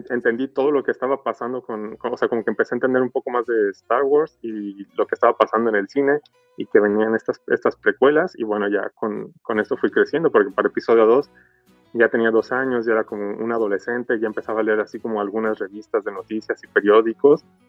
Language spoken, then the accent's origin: Spanish; Mexico; soy de México